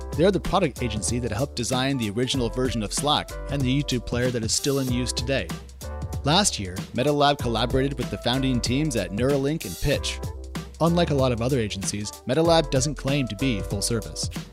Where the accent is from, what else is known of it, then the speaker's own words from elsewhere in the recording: United States; I'm an American